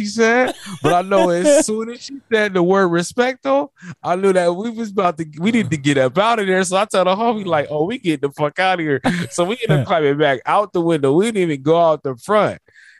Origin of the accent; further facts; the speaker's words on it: Memphis, Tennessee, United States; I'm from Memphis, man.